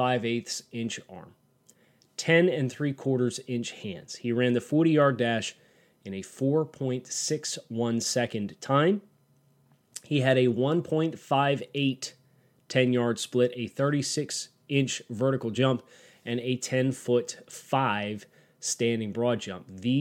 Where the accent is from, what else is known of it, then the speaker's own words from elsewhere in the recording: Mid-Atlantic, United States; I'm from the Mid-Atlantic area, so I knew Brenton Strange really well.